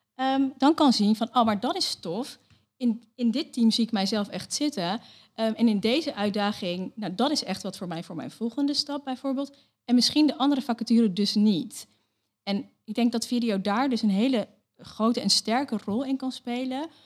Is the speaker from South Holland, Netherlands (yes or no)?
yes; Leiden, South Holland, Netherlands; geboren en getogen in Leiden